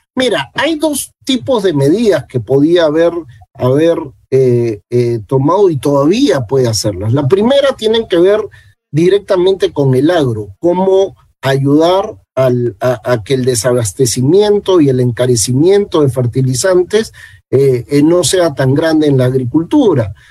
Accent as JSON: {"language": "Spanish", "country": "Peru"}